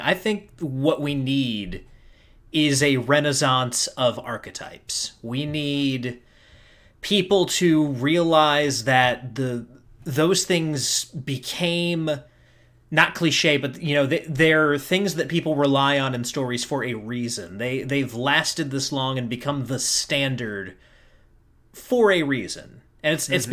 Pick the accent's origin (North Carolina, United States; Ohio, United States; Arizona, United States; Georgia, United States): North Carolina, United States; I'm a North Carolinian.